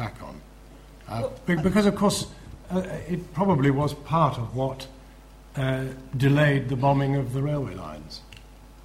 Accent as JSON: {"language": "English", "country": "United Kingdom", "tie": "born or raised there", "said": "when I grew up in the 50s, I grew up in the British establishment. That's why I speak the way I do."}